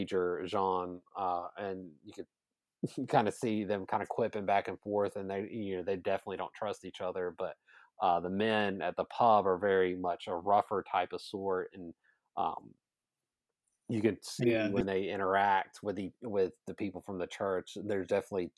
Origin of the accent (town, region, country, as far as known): the South, United States; accent: thick Southern drawl